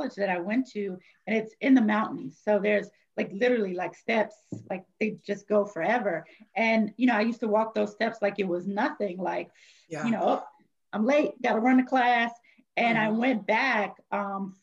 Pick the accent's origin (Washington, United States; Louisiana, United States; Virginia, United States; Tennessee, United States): Virginia, United States; moved away as an adult; now in New Orleans, United States; we're originally from Virginia. And then I took on a new role with my job in New Orleans. So we moved to New Orleans